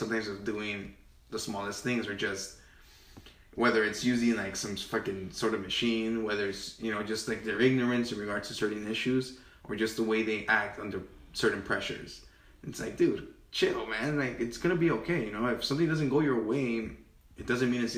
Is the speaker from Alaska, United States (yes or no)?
no; Cudahy, California, United States; also born or lived in Pasadena / Highland Park / Huntington Park; I've grown up in Cudahy for the last, like, 20 years